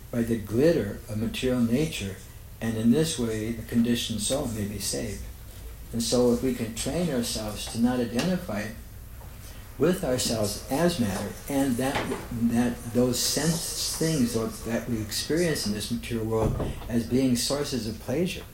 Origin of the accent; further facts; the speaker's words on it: United States; I'm an American